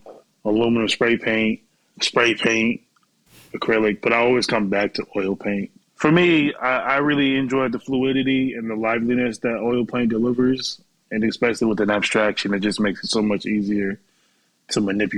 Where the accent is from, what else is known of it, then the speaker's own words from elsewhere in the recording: Boston, Massachusetts, United States; now in New York, United States; And I went to school in Worcester, Massachusetts, because I'm from Boston.